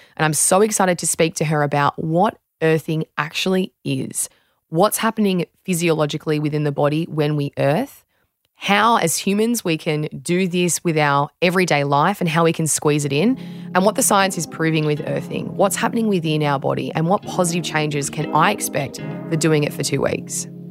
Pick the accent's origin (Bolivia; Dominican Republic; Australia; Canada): Australia